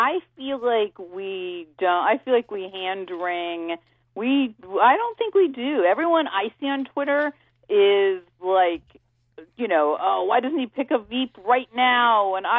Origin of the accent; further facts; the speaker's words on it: Florida, United States; Val Demings from my home state.